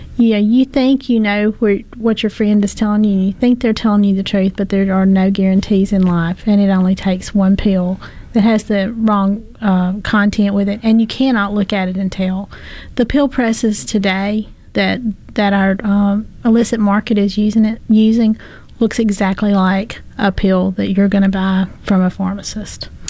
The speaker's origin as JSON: {"language": "English", "region": "the South", "country": "United States", "said": "we're from the South and we all love each other down here."}